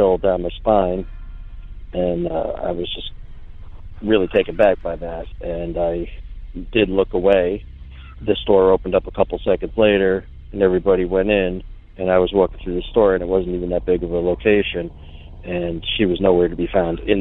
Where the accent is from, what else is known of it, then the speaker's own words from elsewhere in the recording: coastal South Carolina, United States; I'm from South Carolina, coastal.